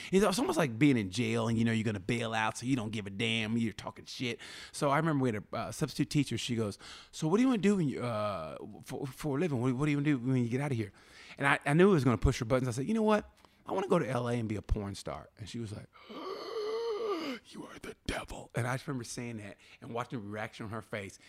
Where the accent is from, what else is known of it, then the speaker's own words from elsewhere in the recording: Muskogee, Oklahoma, United States; moved away; I grew up in Muskogee, Oklahoma